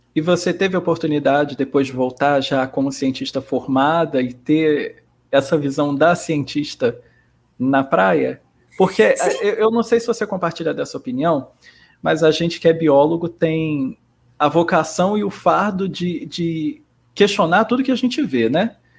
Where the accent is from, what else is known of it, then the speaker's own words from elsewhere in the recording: Rio de Janeiro, Brazil; eu também sou carioca